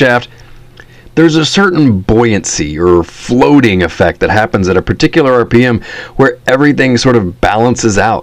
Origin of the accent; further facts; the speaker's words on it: Texas, United States; moved away as an adult; also born or lived in Northern California; now in Seattle, United States; I grew up in Texas, and we go back every Christmas, no exceptions